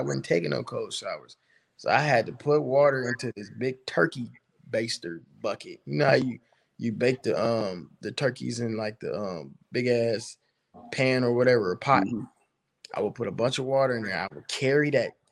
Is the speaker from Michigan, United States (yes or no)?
yes; Pontiac, Michigan, United States; coming from Pontiac and being in such a messed up situation in life, it motivated me to be better